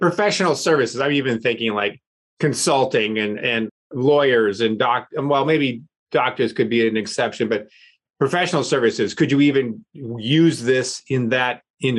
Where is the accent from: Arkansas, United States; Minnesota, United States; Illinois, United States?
Minnesota, United States; Minneapolis; born or raised there